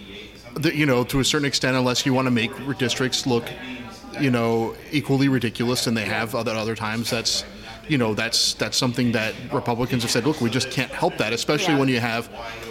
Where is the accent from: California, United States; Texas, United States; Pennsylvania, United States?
Pennsylvania, United States; Upper Bucks County; I grew up in Upper Bucks County.